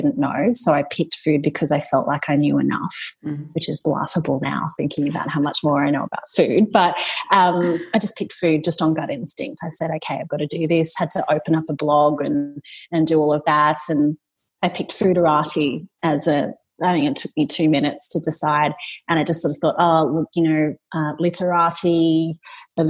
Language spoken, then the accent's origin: English; Australia; being you know, of a Chinese Singaporean descent, growing up in Australia